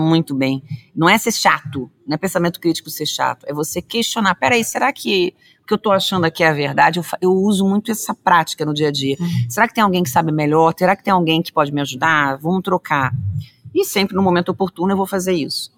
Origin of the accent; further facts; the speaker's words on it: Rio de Janeiro, Brazil; eu sou carioca, descendente de italianos e poloneses.